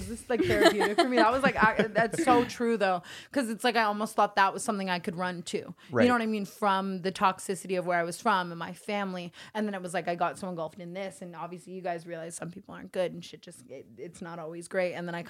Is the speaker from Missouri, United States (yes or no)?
no; Las Vegas, Nevada, United States; Like, I came from Vegas. I hated my family. I hated my life.